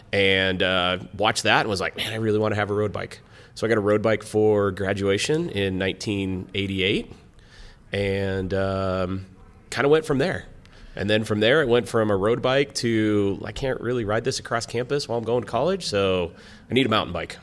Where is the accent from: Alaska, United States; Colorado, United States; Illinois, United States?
Colorado, United States; Lakewood; also born or lived in Greeley, Colorado; I grew up in Lakewood, it's Morrison Road.